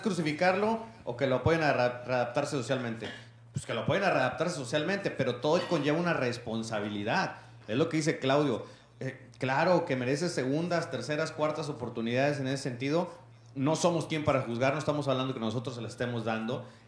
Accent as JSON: {"language": "Spanish", "country": "Mexico", "said": "Todos tenemos que llevar una responsabilidad civil como ciudadanos, como mexicanos"}